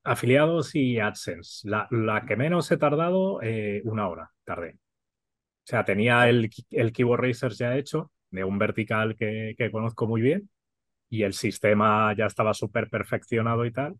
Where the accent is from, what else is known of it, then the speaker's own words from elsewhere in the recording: Catalonia, Spain; Soy súper catalán